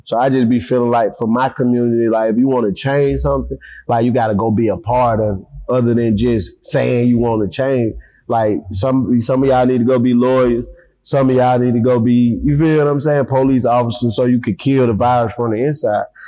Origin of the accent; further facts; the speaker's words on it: Atlanta, Georgia, United States; also born or lived in Decatur, Georgia; I grew up in Herndon Home on the west side